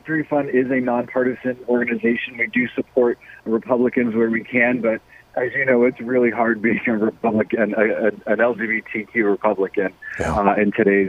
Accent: Massachusetts, United States; moved away; I'm from Massachusetts, and I happen to be in Massachusetts during the primary there

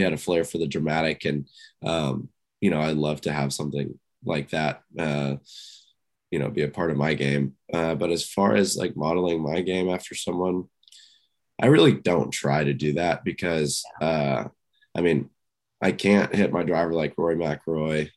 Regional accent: Houston, Texas, United States; growing up in Houston

